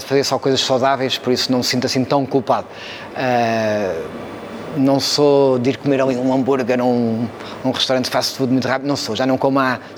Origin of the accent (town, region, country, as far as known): Cascais, Lisbon, Portugal; born or raised there